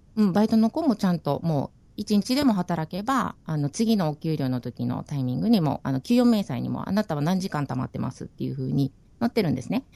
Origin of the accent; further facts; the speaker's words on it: Okinawa, Japan; moved away as an adult; now in New Zealand; 私も沖縄人なんで